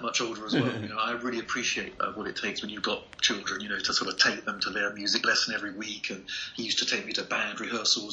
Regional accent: Gillingham, South East England, United Kingdom; growing up in the UK, I grew up in a town called Gillingham, which is just outside of London, like about 60 miles from London

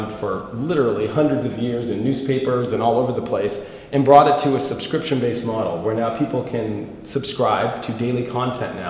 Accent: Los Angeles, California, United States; I'm from Hollywood, California

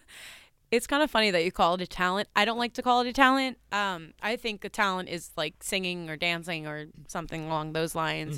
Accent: New Jersey, United States; I'm from New Jersey

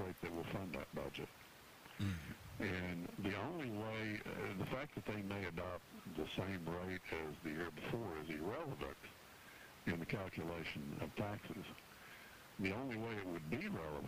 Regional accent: Arlington, Texas, United States; my hometown of Arlington, Texas

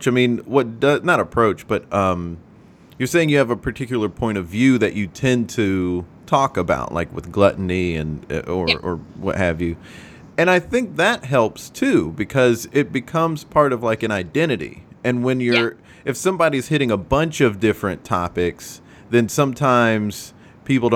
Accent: the South, United States; now in New York, United States; I'm from the South

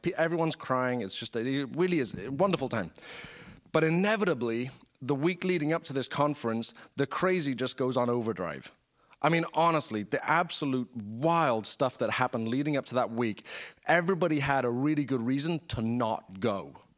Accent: United Kingdom; I'm British

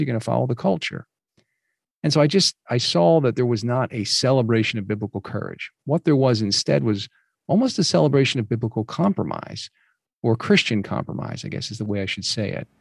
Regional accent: New Jersey, United States; I grew up mostly in New Jersey

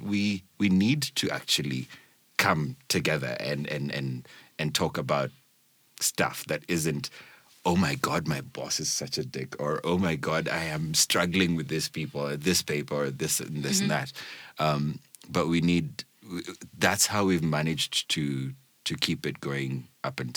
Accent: Kenya; we're Kenyan

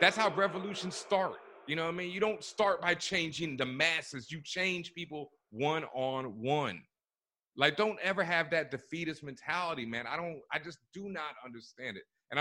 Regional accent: Texas, United States; growing up in Texas

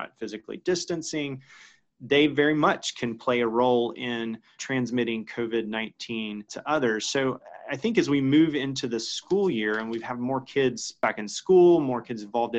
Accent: Georgia, United States; my home state of Georgia.

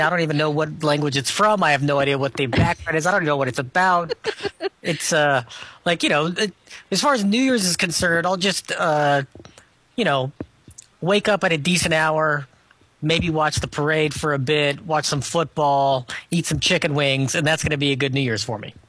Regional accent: Scotland, United Kingdom; being Scottish

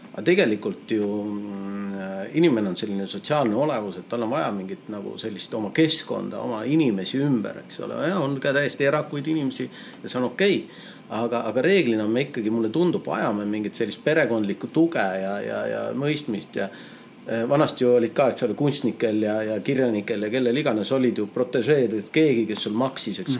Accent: Tallinn, Harju County, Estonia; also born or lived in Tartu; täiesti tavaline Tallinna poiss, eks ole, ja, ja, ja siin vaikselt toimetanud, elanud terve elu Tallinnas

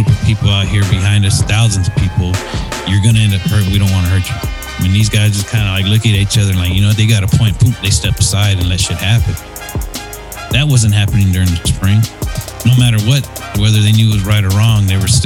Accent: United States; as a veteran and as an American

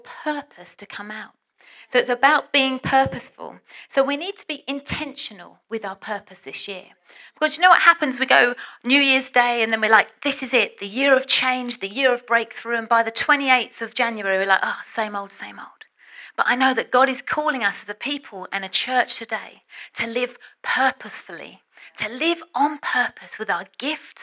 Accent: England, United Kingdom; I'm British

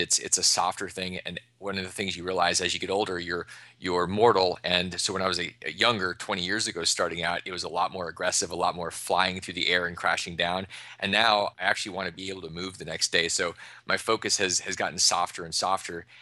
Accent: Alaska, United States; now in Austin, Texas, United States; I grew up in Alaska in the middle of the Arctic.

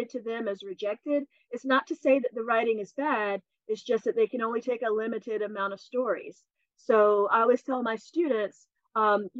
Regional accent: Commerce, Georgia, United States; moved away; my hometown where I grew up. I'm from North Georgia, just north of Athens, a town called Commerce

